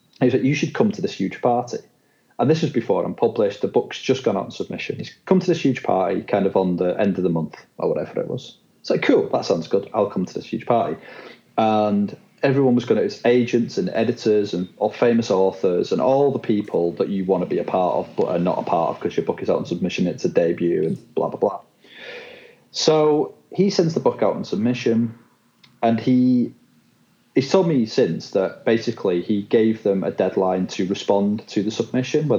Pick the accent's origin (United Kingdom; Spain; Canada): United Kingdom; accent: Northern England; also born or lived in Shanghai / Dubai; I'm British. This accent is